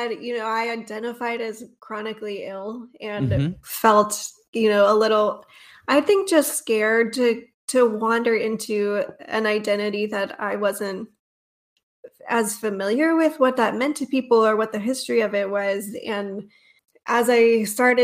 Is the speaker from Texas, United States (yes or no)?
no; North Georgia, United States; moved away as an adult; now in East Tennessee, United States; I grew up in North Georgia, not too far from here